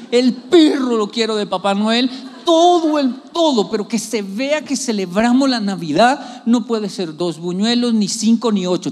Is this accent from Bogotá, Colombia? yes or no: yes; Bogotá, Colombia; uno que es de barrio